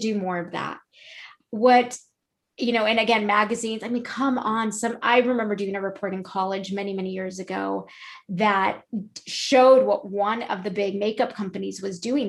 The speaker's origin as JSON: {"language": "English", "area": "Orange County", "region": "California", "country": "United States", "said": "We're from Orange County."}